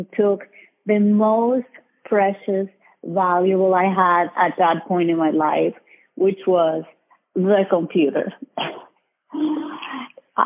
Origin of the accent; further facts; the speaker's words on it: Colombia; moved away as an adult; now in United States; I was born in Colombia, South America. And I came to the U.S. in 2002